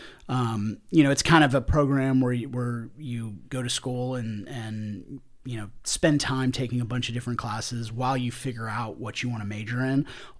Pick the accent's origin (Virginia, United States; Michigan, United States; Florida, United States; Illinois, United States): Virginia, United States; Springfield; So I grew up in the Northern Virginia area, right outside of Washington, D.C., in a small town called Springfield.